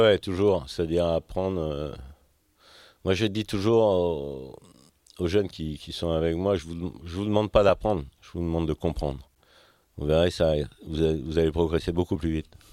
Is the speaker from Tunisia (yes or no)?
no; Finistère, Brittany, France; also born or lived in Châteauneuf-du-Faou / Quimper / Quimperlé; tout commence en Finistère